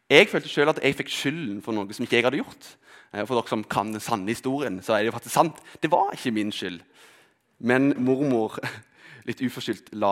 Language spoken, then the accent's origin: Norwegian; Rogaland, Norway; also born or lived in Telemark; Kanskje er det fordi vi flytta fra Telemark til Rogaland.